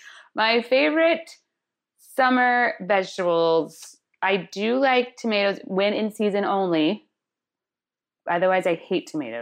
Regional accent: Indiana, United States; I'm from Indiana.

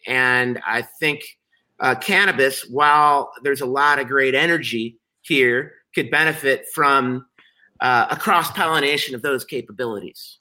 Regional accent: Chicago, Illinois, United States; I'm a Chicagoan, I'm a journalist, and I'm an entrepreneur

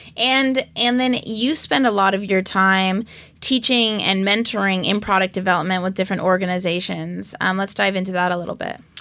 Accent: Los Angeles, California, United States; That's where I grew up. I grew up in Westwood.

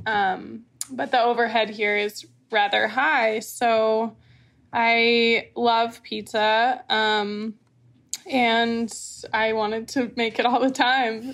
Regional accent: Martha's Vineyard, Massachusetts, United States; I was born and raised on Martha's Vineyard

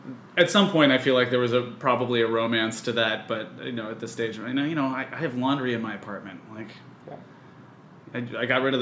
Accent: Los Angeles, California, United States; also born or lived in New York; I grew up in Los Angeles.

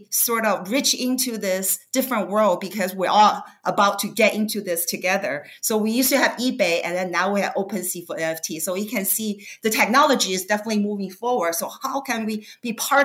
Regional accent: Beijing, China; also born or lived in Bay Area, California, United States; now in Los Angeles, United States; I grew up in Beijing

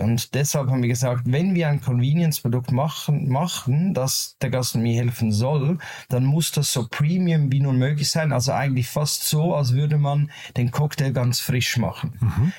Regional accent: Zurich, Switzerland; Wir sind aus der Schweiz, aus Zürich, beziehungsweise ich

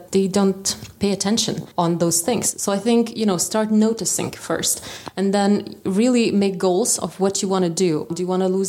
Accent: Vilnius, Vilnius County, Lithuania; also born or lived in London; I met there a couple of people who were actually also from Lithuania, as I was from Vilnius.

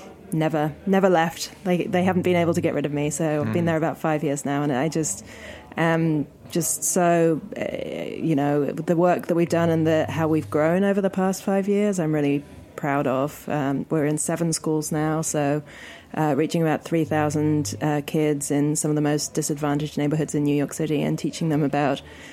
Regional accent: England, United Kingdom; moved away; I'm from England

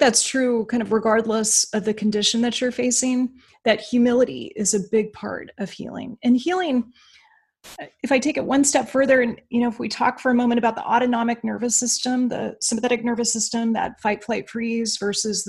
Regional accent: Alaska, United States; moved away as an adult; I'm from Alaska

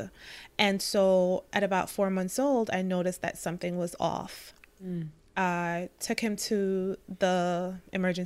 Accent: Jamaica; I'm from Jamaica

